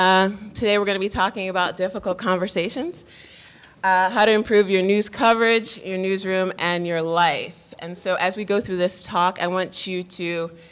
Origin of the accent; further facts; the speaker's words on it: New York, United States; I'm Black, I'm a woman, there's intersectionality, I'm a Black woman, you know, I'm from New York.